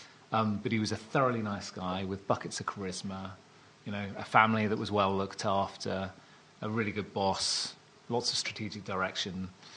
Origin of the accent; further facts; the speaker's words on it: South Devon, South West England, United Kingdom; moved away; And I was brought up in the countryside. So I was brought up in South Devon.